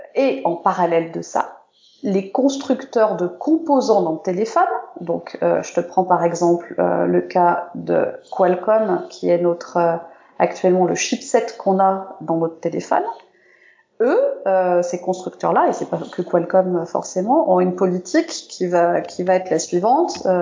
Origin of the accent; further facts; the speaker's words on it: France; je suis française